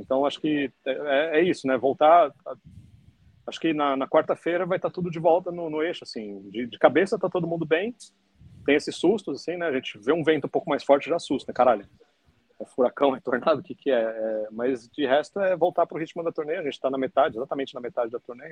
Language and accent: Portuguese; Brazil; como brasileiro